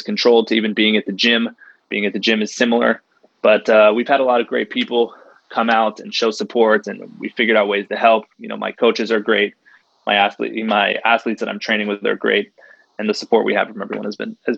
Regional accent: United States; the feelings I have as an American athlete

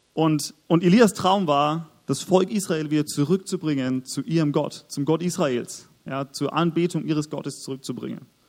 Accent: Augsburg, Bavaria, Germany; moved away as an adult; also born or lived in Nuremberg; wir kommen beide aus Augsburg. Wir sind dort aufgewachsen

